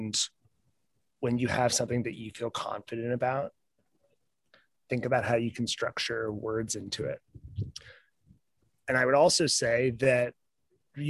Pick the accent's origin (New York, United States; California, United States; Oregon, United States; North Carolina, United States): New York, United States; now in Portland, United States; growing up near New York City